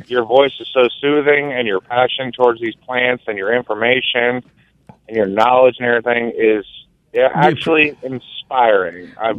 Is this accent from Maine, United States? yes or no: no; Clearwater, Florida, United States; now in Ripley, United States; I'm from South Florida originally